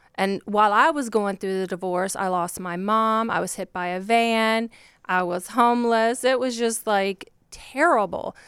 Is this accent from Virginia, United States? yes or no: yes; Virginia, United States; born or raised there